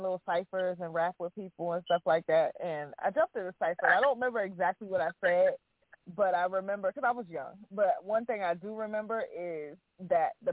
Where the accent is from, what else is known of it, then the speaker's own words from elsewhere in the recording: East Orange, New Jersey, United States; now in North Carolina, United States; I'm from New Jersey originally, by the way. So I grew up born and raised in New Jersey, North New Jersey, East Orange, stand up. I'm born and raised.